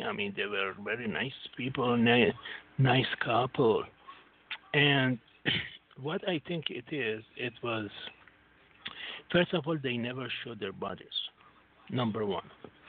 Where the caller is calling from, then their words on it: Singapore; Yes, this is … from Singapore.